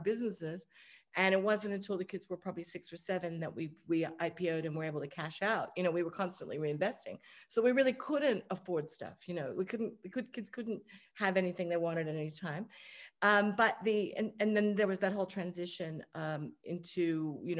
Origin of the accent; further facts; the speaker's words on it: Hong Kong; I grew up in Hong Kong